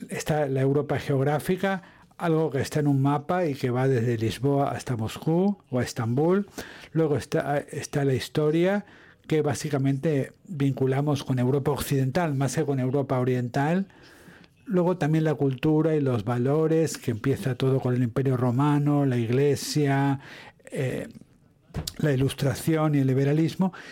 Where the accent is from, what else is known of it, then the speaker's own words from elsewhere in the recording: United Kingdom; Spanish is a second language; Bueno, yo sigo siendo un europeo apasionado, un europeo británico, y existen, ¿eh? existimos, existimos los europeos o los europeístas británicos y además estamos intentando regresar.